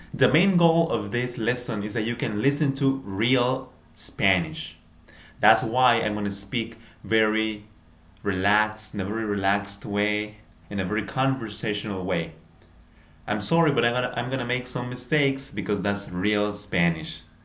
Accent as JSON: {"language": "Spanish", "country": "Peru", "said": "yo soy de Perú"}